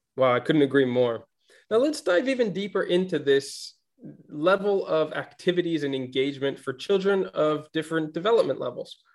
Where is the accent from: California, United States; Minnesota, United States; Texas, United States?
Minnesota, United States; growing up in Minnesota with like six months of winter